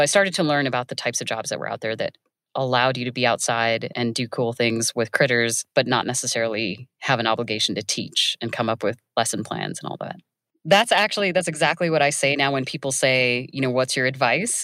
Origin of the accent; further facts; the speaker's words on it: Iowa, United States; I grew up in Iowa